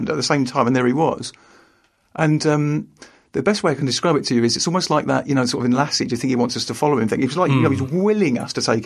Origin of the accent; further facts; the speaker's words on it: London, United Kingdom; I grew up in London